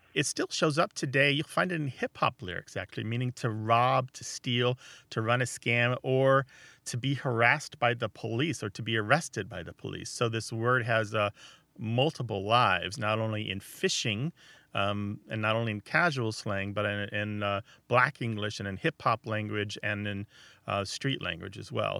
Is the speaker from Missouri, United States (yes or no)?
yes; Missouri, United States; I'm from Missouri, and as far as I know, nobody uses Gaffel